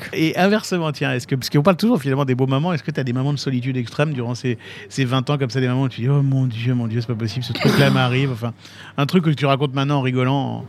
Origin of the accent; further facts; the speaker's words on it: Nancy, Grand Est, France; je suis de Nancy